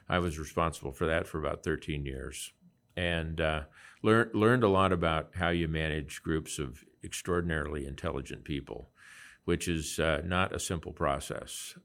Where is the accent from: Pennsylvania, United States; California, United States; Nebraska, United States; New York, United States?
Nebraska, United States; Lincoln; I grew up in and around Lincoln, Nebraska